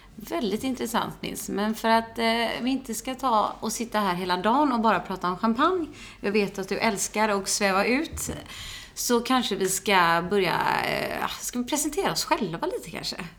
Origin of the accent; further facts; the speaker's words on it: Onsala, Halland County, Sweden; jag är uppvuxen en bit utanför eh, Göteborg. Ett eh, ställe som heter Onsala, ute på landet